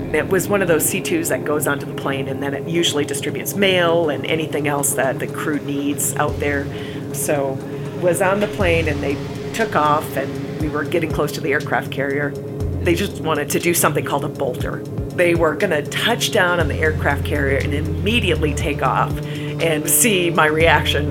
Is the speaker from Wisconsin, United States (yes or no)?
yes; Eau Claire, Wisconsin, United States; moved away; also born or lived in West Palm Beach, Florida; I'm from Eau Claire, Wisconsin